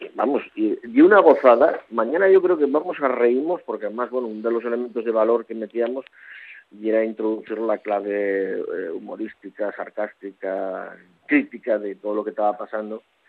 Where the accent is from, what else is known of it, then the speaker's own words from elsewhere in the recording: Caborana, Asturias, Spain; moved away; also born or lived in Avilés; soy del hinterland de Caborana, soy de la parte en la que acaba el pueblo